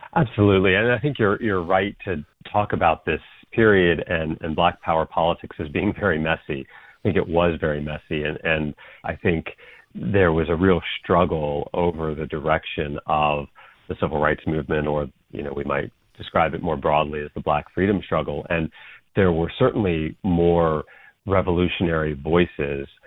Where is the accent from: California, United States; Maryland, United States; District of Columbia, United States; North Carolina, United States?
North Carolina, United States; I grew up in North Carolina